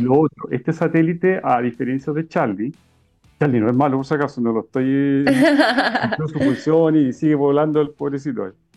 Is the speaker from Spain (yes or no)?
no; Chile